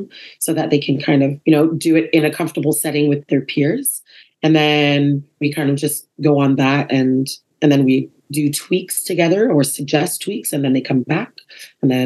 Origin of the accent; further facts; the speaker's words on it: Saskatchewan, Canada; now in Montreal, Canada; I grew up in Saskatchewan, so that was like my little hometown right there